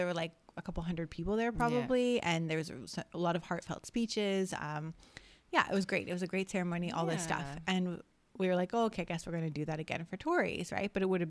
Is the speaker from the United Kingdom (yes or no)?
no; Canada; moved away as an adult; now in Australia; we are Canadian sisters who have not lived in Canada for like 8 years almost now.